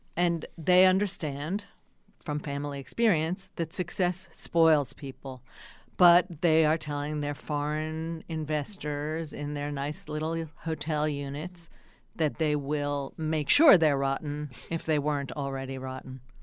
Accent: New Jersey, United States; I'm from New Jersey

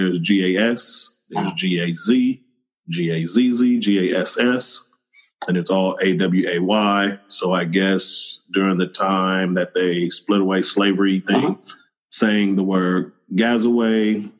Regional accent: Oakland, California, United States; I grew up in Oakland, California.

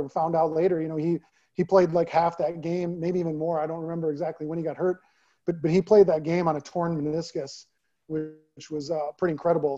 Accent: Naperville, Illinois, United States; moved away as an adult; also born or lived in Maryland; now in Texas, United States; back in my hometown

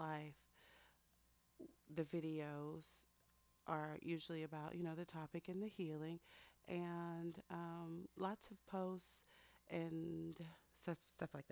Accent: Texas, United States; also born or lived in Philadelphia; that's how I grew up in Texas

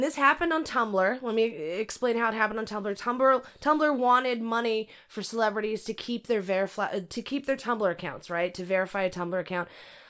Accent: California, United States; also born or lived in Arizona; Oh my God! You know I'm from California, you dick face.

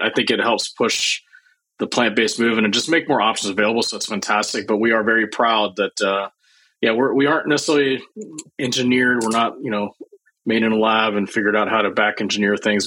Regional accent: Starkville, Mississippi, United States; moved away as an adult; also born or lived in Champaign-Urbana, Illinois; growing up in Mississippi

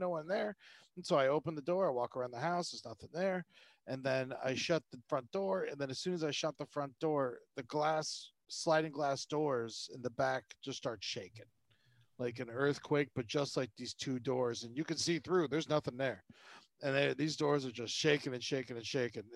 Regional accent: Florida, United States; moved away; I grew up in Florida

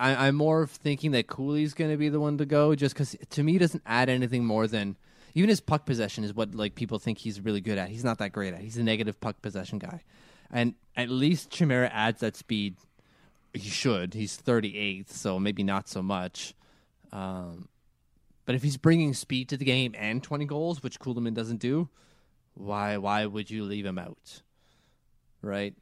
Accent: Canada; I'm too Canadian.

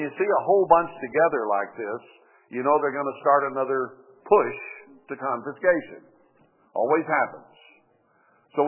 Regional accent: United States; us as American people.

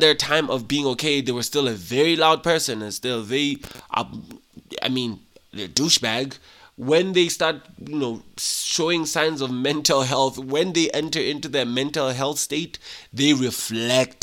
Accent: Lesotho; being a Mosotho, born and raised in Lesotho by Basotho parents

